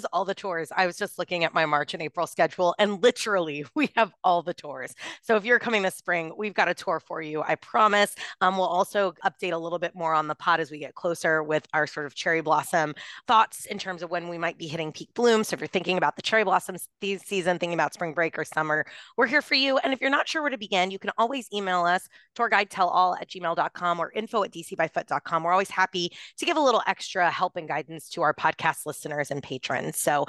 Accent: Texas, United States; I'm from Texas.

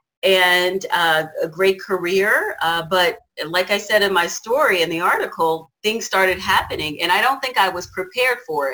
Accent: Washington, District of Columbia, United States; moved away as an adult; now in California, United States; I moved to California from Washington, D.C. area where I was raised

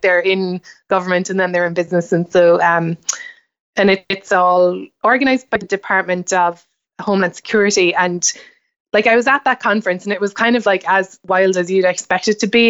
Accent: Ireland; moved away as an adult; now in United States; growing up in Ireland, it's kinda hard to see the woods for the trees at home

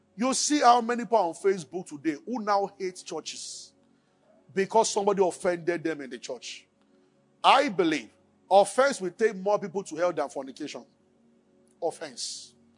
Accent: Abeokuta, Ogun State, Nigeria; moved away as an adult; also born or lived in Kaduna; I grew up in Abeokuta

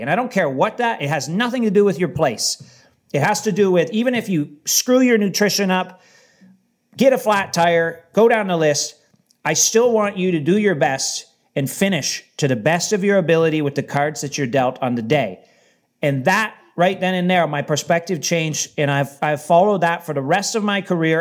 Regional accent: Windsor, Ontario, Canada; where I'm from in Windsor

